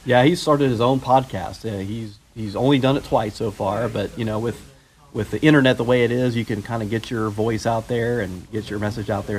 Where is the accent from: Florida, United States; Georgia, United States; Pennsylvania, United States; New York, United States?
Florida, United States; when I was growing up in Florida